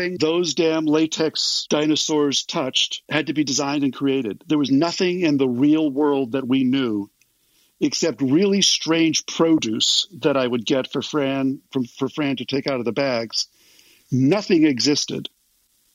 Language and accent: English; Los Angeles, California, United States; as a guy from